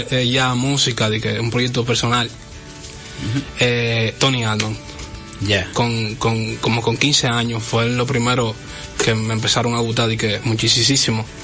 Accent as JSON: {"language": "Spanish", "region": "Cibao", "country": "Dominican Republic", "said": "yo soy muy del, del Cibao, hay muchísimas canciones mías que, reflejan muchísimo eso del Cibao"}